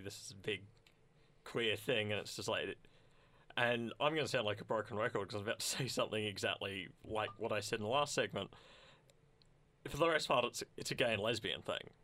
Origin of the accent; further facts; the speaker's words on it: Sunbury, Victoria, Australia; I grew up in Sunbury